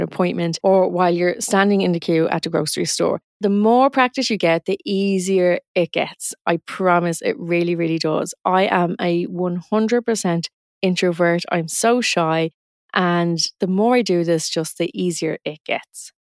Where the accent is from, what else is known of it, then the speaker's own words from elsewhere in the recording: Dublin, Leinster, Ireland; accent: north side Dublin; I'm from a part of Dublin, Ireland, and I'm from the north side of the city, and we have a very distinct accent